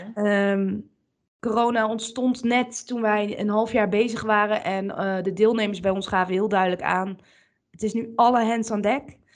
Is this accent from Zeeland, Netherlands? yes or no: no; Bergen op Zoom, North Brabant, Netherlands; ik kom uit Bergen op Zoom